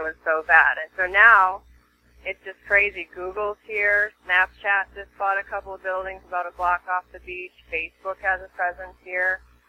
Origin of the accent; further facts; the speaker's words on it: California, United States; now in Venice, United States; I came from the Bay Area, where I was a top producing agent for 13 years, moved here about a year ago, and I live in Venice